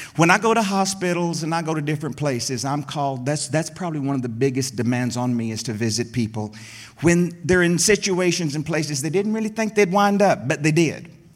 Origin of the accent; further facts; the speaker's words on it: Middle Tennessee, United States; There in the hills of Middle Tennessee, I grew up